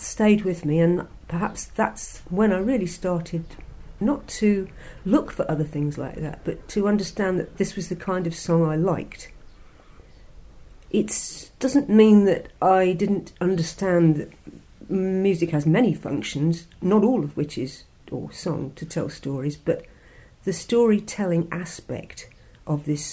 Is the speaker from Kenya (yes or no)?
no; Warwick, West Midlands, United Kingdom; I was born in Warwick in the Midlands of England